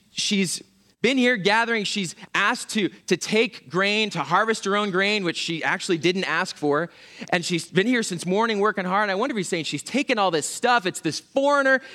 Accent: Pennsylvania, United States; moved away; I'm from Pennsylvania

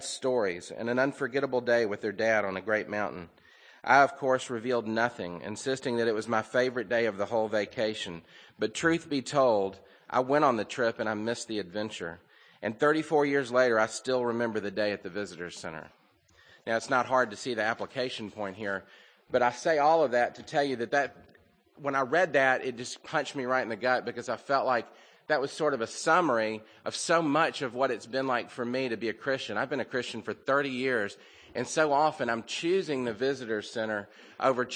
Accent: the South, United States; growing up in the South

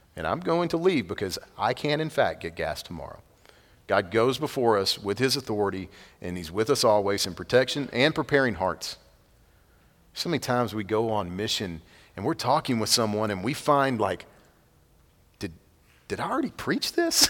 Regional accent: Madisonville, Texas, United States; A place that you've never heard of if you're from New York City, a little town called Madisonville

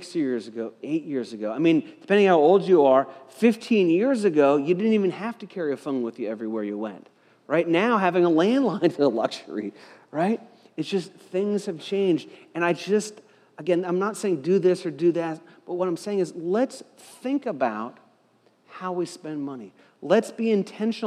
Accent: United States; I was born in America

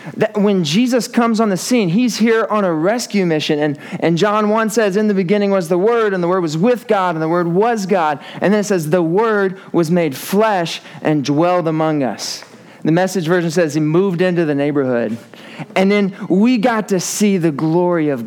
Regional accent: Arkansas, United States; moved away; I'm from Arkansas.

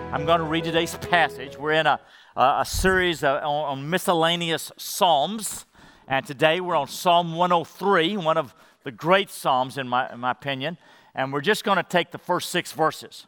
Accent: Madisonville, Texas, United States; I grew up in Madisonville, Texas, where Buc-ee's is, small school

